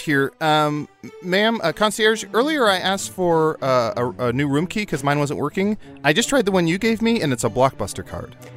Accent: Chicago, Illinois, United States

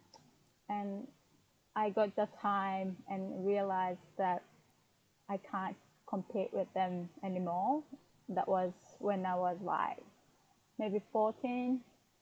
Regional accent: Fukuoka, Japan; English is a second language; now in Saitama, Japan; I was born in Fukuoka, which is down south part of in Japan, part of Japan

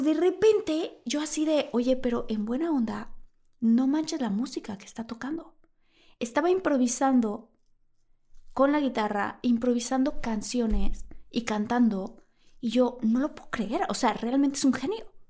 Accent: Villahermosa, Tabasco, Mexico; moved away; yo que crecí en Villahermosa al lado de una laguna

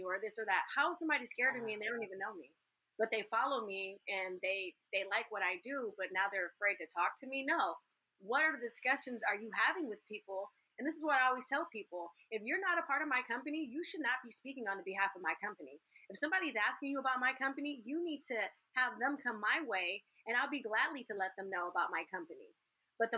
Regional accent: California, United States; I'm from California.

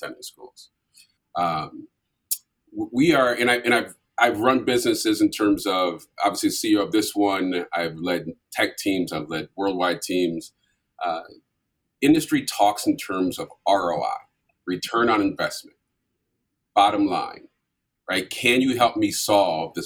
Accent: St. Paul, Minnesota, United States; moved away as an adult; also born or lived in Vermillion, South Dakota; I grew up in St. Paul, Minnesota

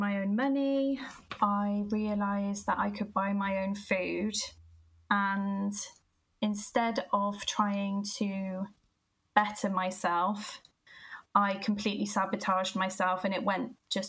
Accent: Gloucester, South West England, United Kingdom; I am originally from Gloucester. You can probably tell by the accent

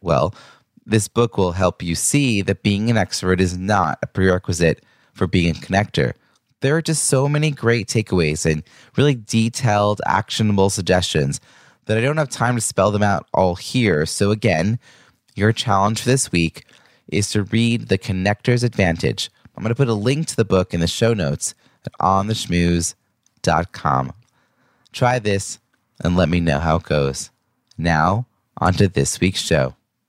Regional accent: United States; I'm an American writing about networking

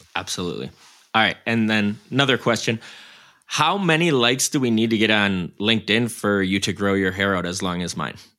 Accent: Beaver Dam, Wisconsin, United States; I grew up in Beaver Dam, Wisconsin, uh, about forty-five minutes outside of Madison

